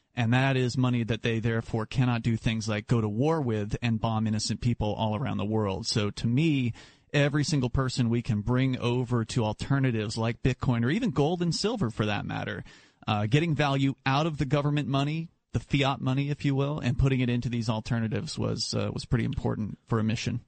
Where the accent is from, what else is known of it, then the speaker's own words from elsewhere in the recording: Florida, United States; moved away as an adult; now in New Hampshire, United States; I grew up in Florida, and I was a libertarian activist down there as a, as a younger man